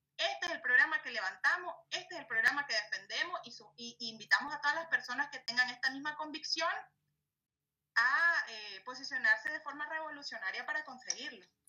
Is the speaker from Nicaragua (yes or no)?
yes; Nicaragua; como nicaragüenses